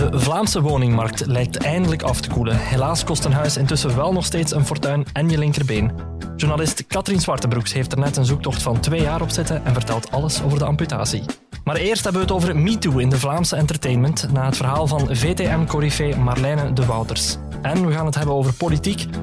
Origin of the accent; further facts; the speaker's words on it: Greece; ik als Grieken